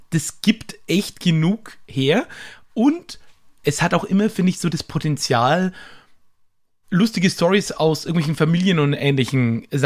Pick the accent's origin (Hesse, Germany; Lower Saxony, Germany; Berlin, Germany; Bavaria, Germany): Bavaria, Germany; Höchstadt an der Aisch; Karpfenland, beziehungsweise ähm, wie ist das Karpfenlandschaft Höchstein an der Eisch. Also, da komme ich her aus dem Eck.